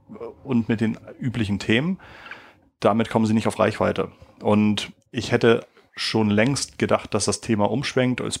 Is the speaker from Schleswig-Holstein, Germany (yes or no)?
yes; Schleswig-Holstein, Germany; ich fahre also gerne mal nach Schleswig-Holstein, wo ich herkomme und fahre auch gerne mal an der Autobahnausfahrt vorbei und fahre einfach weiter.